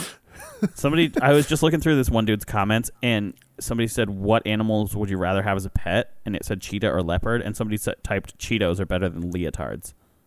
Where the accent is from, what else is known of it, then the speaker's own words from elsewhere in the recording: Ireland; I'm Irish.